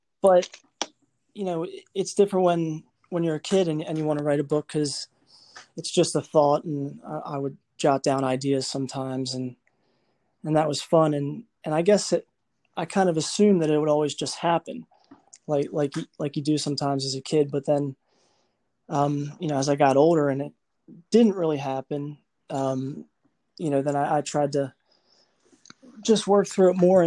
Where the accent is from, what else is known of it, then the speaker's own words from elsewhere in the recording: northwest of Baltimore, Maryland, United States; I'm from Maryland. Grew up about a half hour northwest of Baltimore